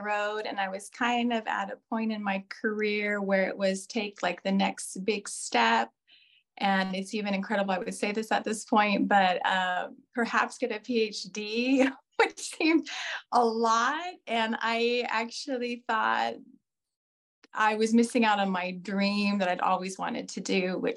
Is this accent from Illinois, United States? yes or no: no; Ventura, California, United States; moved away as an adult; now in Toulon area, France; My hometown is Ventura, which is actually a really nice place to live.